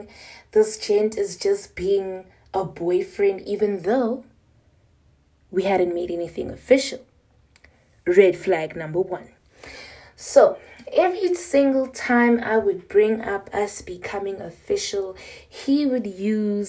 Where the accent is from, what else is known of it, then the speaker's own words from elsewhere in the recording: Pretoria, Gauteng, South Africa; I'm from South Africa, Pretoria